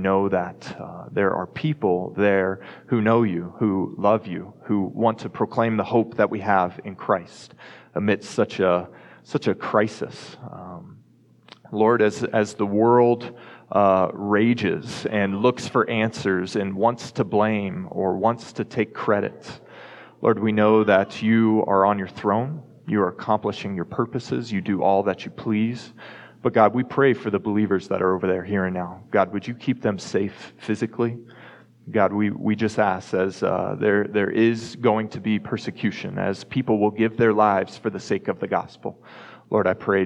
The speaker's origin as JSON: {"language": "English", "town": "Dallas", "region": "Texas", "country": "United States", "tie": "born or raised there", "also_born_or_lived": "Colorado", "moved": "as an adult", "lives_now": "Fort Collins, United States", "said": "growing up in Texas"}